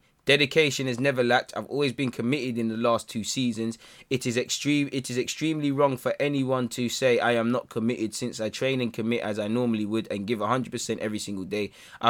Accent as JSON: {"language": "English", "country": "Brazil", "said": "Man, I'm from Brazil. Life is not, you know, big up Brazil, but life is not sunshine and rainbows and ice cream."}